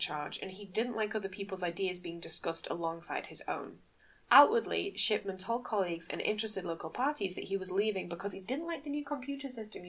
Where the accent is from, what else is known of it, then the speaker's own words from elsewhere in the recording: Manchester, North West England, United Kingdom; So if you can't tell from our accents, a lot of people can't tell, but no, we are actually from Manchester.